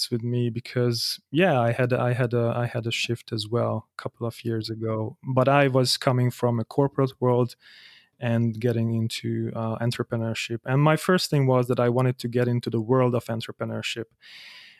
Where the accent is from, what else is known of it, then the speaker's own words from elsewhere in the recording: Hungary; moved away as an adult; also born or lived in Germany; now in Vienna, Austria; I'm from Hungary and I moved out to Germany 3 years ago